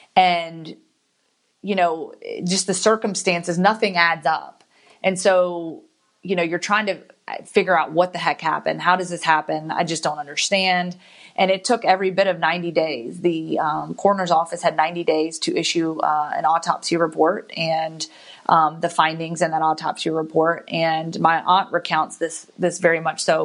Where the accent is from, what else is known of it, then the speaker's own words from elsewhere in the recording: Giles County, Virginia, United States; moved away as an adult; also born or lived in Guantanamo Bay, Cuba; now in Birmingham, United States; I grew up around Virginia Tech